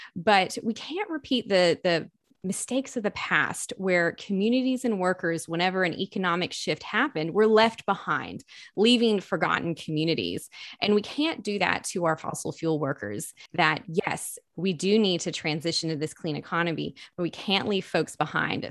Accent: East Tennessee, United States; growing up in East Tennessee

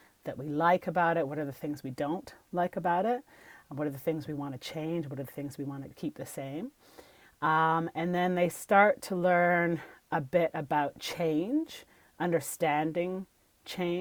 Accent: Canada; I'm a Canadian

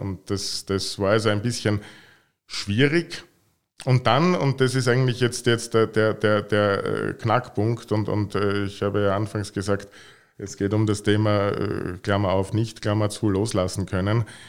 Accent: Vienna, Austria; moved away as an adult; now in Carinthia, Austria; Ich bin Wiener

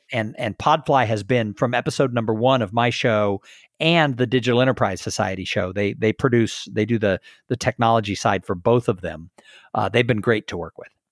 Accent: Southern California, United States; now in Texas, United States; I grew up in Southern California

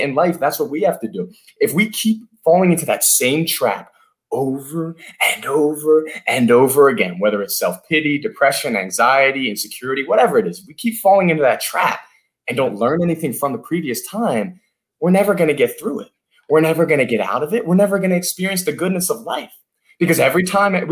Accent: Philadelphia, Pennsylvania, United States; I'm from Philadelphia. I live in Center City, Philadelphia here

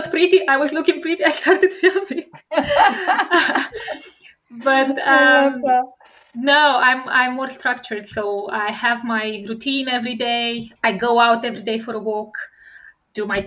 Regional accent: Romania; English is a second language; moved away; I come from Romania, a communist country.

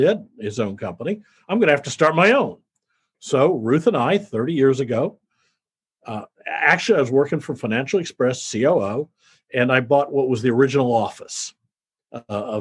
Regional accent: Midwest, United States; I grew up in the Midwest, graduated from high school, went in the Marine Corps

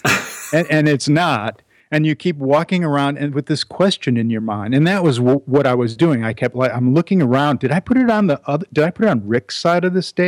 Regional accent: Chicago, Illinois, United States; also born or lived in Evanston, Illinois; now in Northwest Connecticut, United States; I'm a Chicago boy, so I grew up there

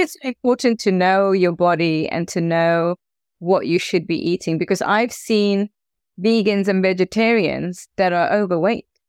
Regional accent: South Africa; as a South African

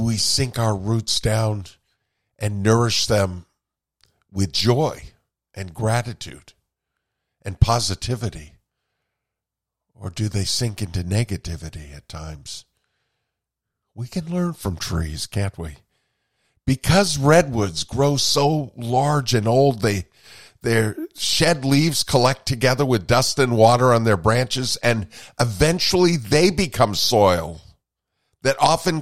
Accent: Vermont, United States; I grew up in Vermont with birches around me

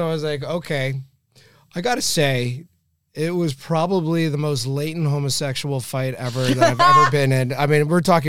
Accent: Canada; I don't want to do this, Frank, because I am Canadian.

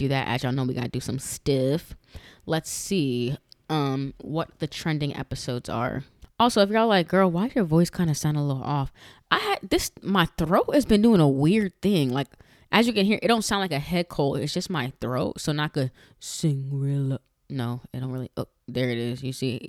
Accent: New York, United States; now in Florida, United States; I'm from Florida. I'm originally from New York, but I've been in Florida for a long time.

